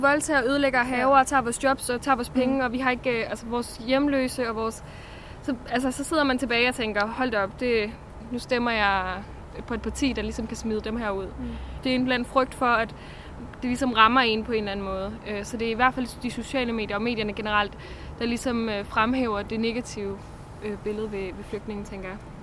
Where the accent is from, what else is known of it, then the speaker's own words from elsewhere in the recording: Denmark; det er de værdier, vi er vokset op med i Danmark